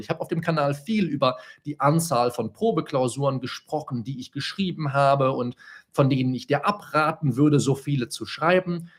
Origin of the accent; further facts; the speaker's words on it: Solingen, North Rhine-Westphalia, Germany; moved away as an adult; now in Bonn, Germany; ich vorher noch in Solingen gelebt, in meiner Heimatstadt